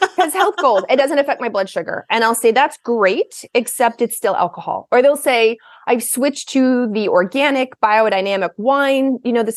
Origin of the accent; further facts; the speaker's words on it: Kentucky, United States; moved away as an adult; now in Portland, United States; I grew up in the South. I grew up in Kentucky